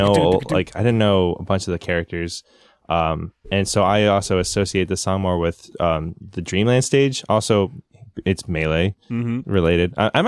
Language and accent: English; New England, United States; I'm from New England